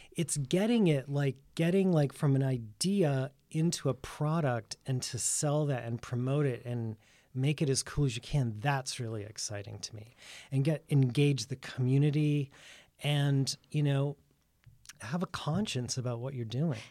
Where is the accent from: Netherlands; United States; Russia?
United States; Worcester, Massachusetts; moved away as an adult; also born or lived in New York; now in Provincetown, United States; I grew up in Worcester, Mass, and I went to the art museum school there